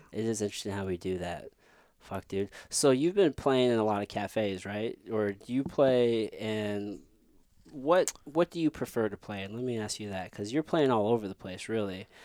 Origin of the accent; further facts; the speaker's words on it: Midwest, United States; us growing up in the Midwest